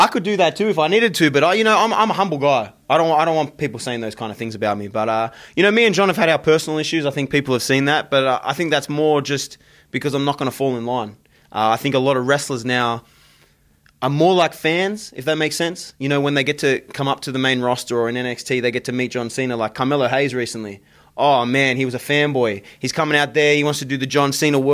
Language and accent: English; Australia; moved away; my home country, in Australia